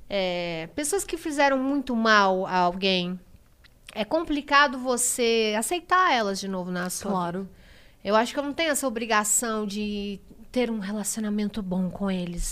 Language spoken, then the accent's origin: Portuguese; Diadema, São Paulo, Brazil; Eu nasci em Diadema, eu venho da comunidade. Eu trabalhava num mercadinho.